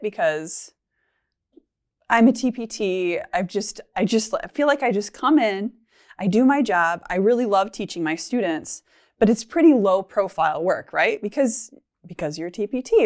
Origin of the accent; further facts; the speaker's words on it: Michigan, United States; moved away as an adult; now in Minnesota, United States; I'm from Michigan and both my husband and I are, and his job transferred us to Minnesota